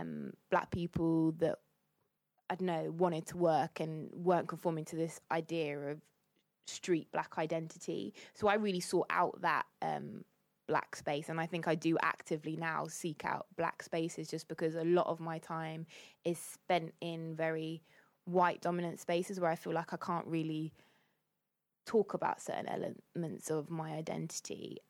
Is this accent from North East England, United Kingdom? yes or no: no; Cambridge, East of England, United Kingdom; I was born in Cambridge. I'm quite well-spoken.